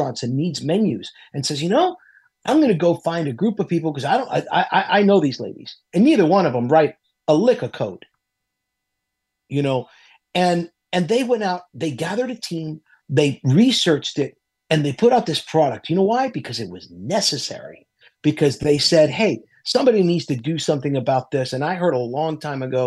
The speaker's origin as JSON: {"language": "English", "town": "Miami", "region": "Florida", "country": "United States", "tie": "born or raised there", "said": "I grew up in Miami. I don't sound Latino, but I am"}